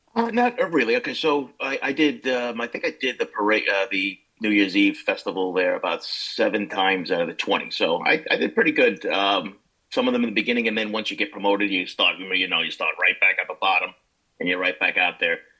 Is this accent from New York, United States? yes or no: yes; Levittown, New York, United States; also born or lived in Brooklyn, New York; We grew up in Levittown